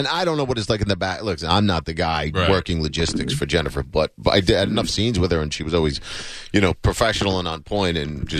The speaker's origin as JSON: {"language": "English", "region": "New Jersey", "country": "United States", "moved": "yes", "said": "Jersey originally."}